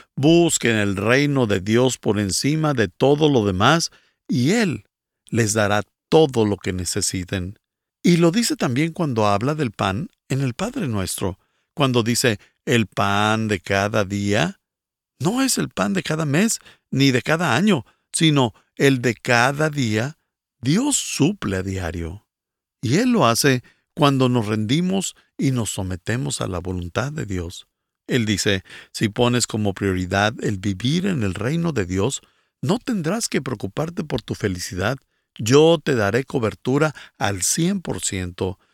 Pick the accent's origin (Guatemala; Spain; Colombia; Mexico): Guatemala; soy de Guatemala